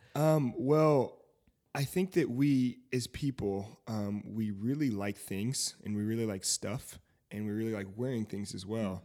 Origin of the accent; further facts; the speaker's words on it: Fayetteville, North Carolina, United States; moved away; also born or lived in Seymour, Indiana / Indianapolis, Indiana; I'm from Fayetteville, North Carolina